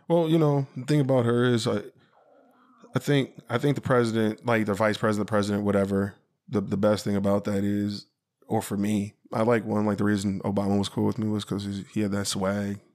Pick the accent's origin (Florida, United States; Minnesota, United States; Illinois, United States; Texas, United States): Illinois, United States; Sycamore; growing up in Sycamore, Illinois